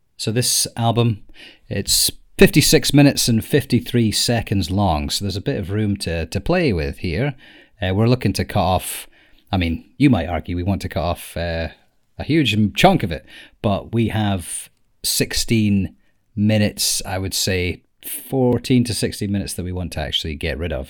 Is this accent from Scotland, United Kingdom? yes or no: yes; Scotland, United Kingdom; we are from Scotland